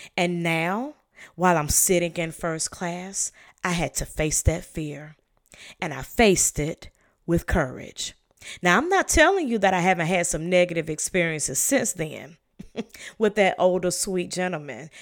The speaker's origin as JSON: {"language": "English", "region": "the South", "country": "United States", "tie": "born or raised there", "said": "I was raised in the South"}